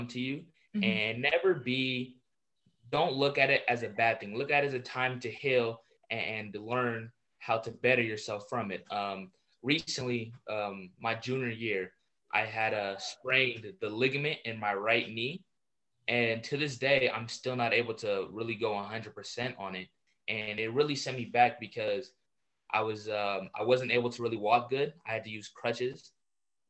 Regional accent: San Diego, California, United States; I'm from San Diego

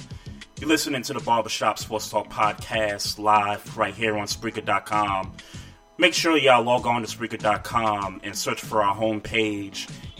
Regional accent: New York City, New York, United States; also born or lived in Queens; growing up in Brooklyn, you know, lived in Queens for a little bit

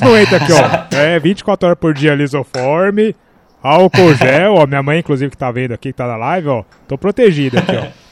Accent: Brazil; Nós, como brasileiros

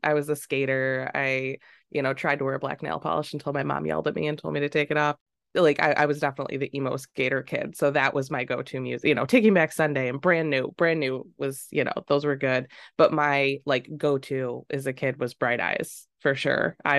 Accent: Rochester, New York, United States; I worked at this small grocery store in Macedon, New York, called PNC. And I grew up just outside of Rochester.

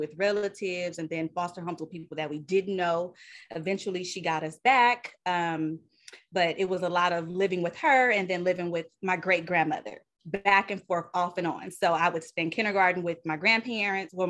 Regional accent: Southern California, United States; also born or lived in Bay Area; I am born and raised in Southern California

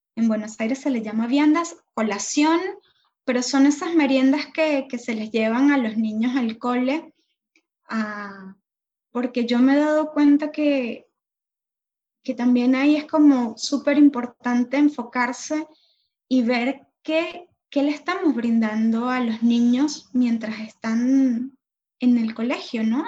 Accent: Venezuela; moved away; also born or lived in Argentina; Venezuela porque soy venezolana

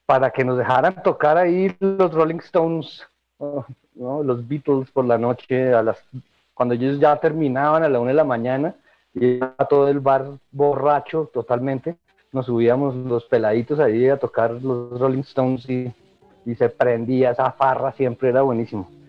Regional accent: Bogotá, Colombia; born there; Nací en Bogotá en 1969 en una familia muy musical

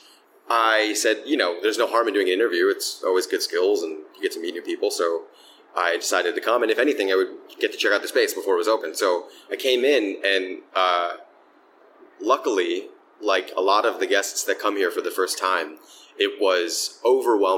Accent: Philadelphia, Pennsylvania, United States; I grew up in Philadelphia. I've worked in a bunch of different bars here in the city

